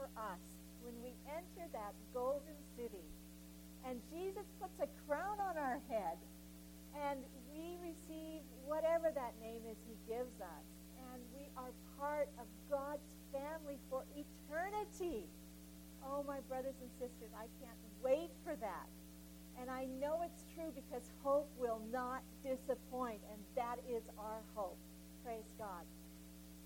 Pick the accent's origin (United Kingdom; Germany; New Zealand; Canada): Canada; being a Canadian and, of course, part of the Commonwealth